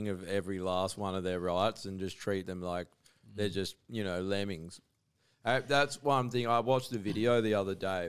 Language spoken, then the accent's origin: English; Busselton, Western Australia, Australia; also born or lived in Perth; where I grew up in Busselton